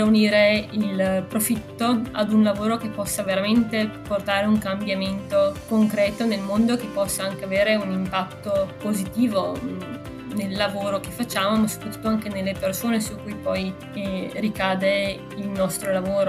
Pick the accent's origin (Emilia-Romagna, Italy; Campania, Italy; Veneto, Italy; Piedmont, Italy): Veneto, Italy; Verona; la metà siamo veronesi